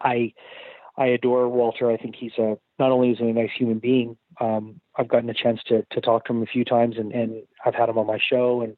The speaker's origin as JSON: {"language": "English", "country": "Canada", "tie": "born or raised there", "said": "a lot of us growing up in Canada"}